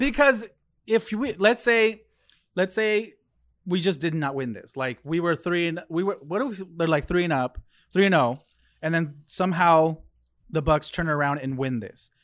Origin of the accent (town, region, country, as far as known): United States